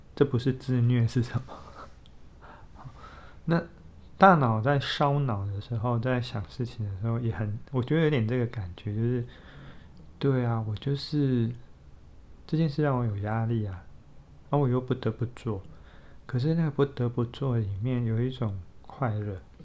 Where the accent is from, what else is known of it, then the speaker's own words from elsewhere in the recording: southern Taiwan, Taiwan; 我们都是在南部长大的孩子，然后读同一个学校